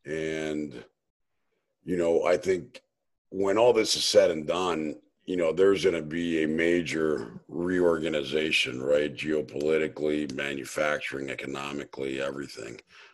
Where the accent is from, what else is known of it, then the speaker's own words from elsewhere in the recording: Potomac, Maryland, United States; also born or lived in Lima, Peru / Miami, United States; Actually, I grew up in Potomac, Maryland, lived down in Florida and Miami for 20 years. I was actually born in Lima, Peru, but moved up here when I was about 2-3 years old.